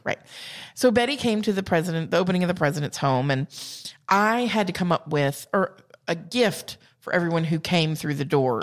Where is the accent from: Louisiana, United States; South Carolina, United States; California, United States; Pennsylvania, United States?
South Carolina, United States; accent: Southern; also born or lived in Georgia; I'm from South Carolina